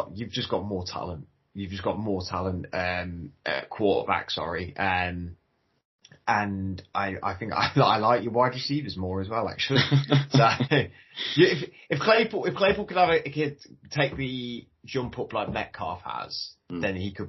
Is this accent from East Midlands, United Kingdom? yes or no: yes; Leicester, East Midlands, United Kingdom; now in London, United Kingdom; though I'm from Leicester, I live in London now